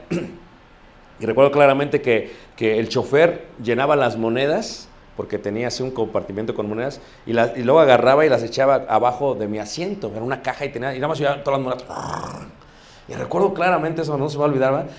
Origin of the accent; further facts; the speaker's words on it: Mexico City, Mexico; yo crecí cerca de Iztapalapa